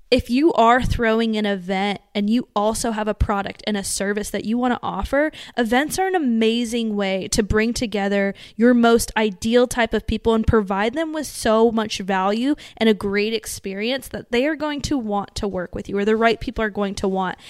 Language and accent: English; Las Vegas, Nevada, United States; we're from Vegas, too.